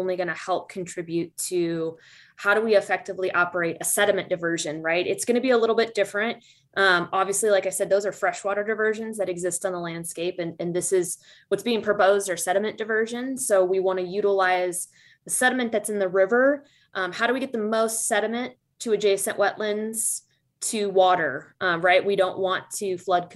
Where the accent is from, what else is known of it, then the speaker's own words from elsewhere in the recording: Midwest, United States; I'm a Midwesterner at heart